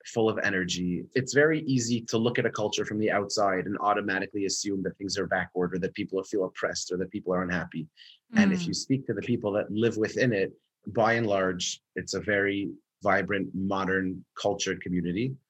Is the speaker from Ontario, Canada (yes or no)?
yes; Toronto, Ontario, Canada; moved away as an adult; now in Jerusalem, Israel; I grew up in Canada, in Toronto, and I lived there my whole life